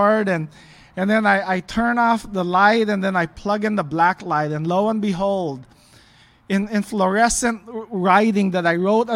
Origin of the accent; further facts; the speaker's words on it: Los Angeles, California, United States; also born or lived in Philippines; I was born in the Philippines, left when I was 4 years old with my family, and we grew up mostly in the LA area